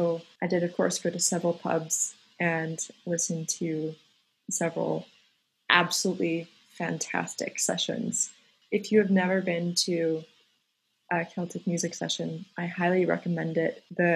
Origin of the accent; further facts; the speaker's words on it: Colorado, United States; I attended high school in a very tiny rural town in Colorado.